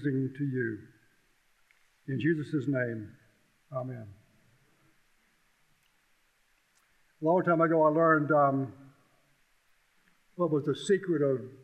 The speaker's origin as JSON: {"language": "English", "town": "Columbia", "country": "United States", "tie": "born or raised there", "said": "I grew up basically in Columbia, lived there when I was in the sixth grade"}